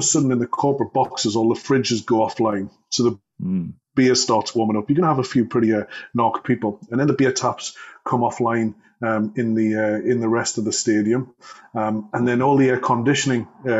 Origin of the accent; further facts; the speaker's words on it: Newcastle upon Tyne, North East England, United Kingdom; being a Geordie